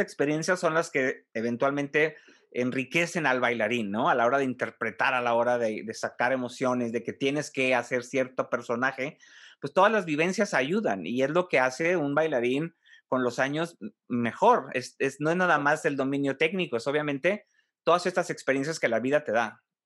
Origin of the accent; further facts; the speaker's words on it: Monterrey, Nuevo León, Mexico; also born or lived in Mexico City; Yo soy de, Monterrey, pero viví allá cinco años